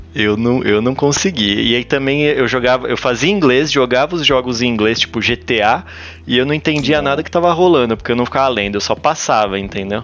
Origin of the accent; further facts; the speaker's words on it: São Paulo, Brazil; eu sou paulista, eu coloco o i no fim de todas as, as, as coisas